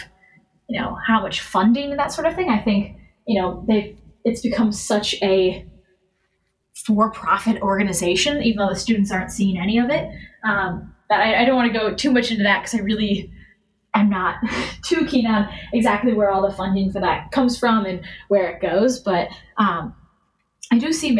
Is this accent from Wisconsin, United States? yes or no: yes; Madison, Wisconsin, United States; Growing up in Madison, where every Saturday is Wisconsin football day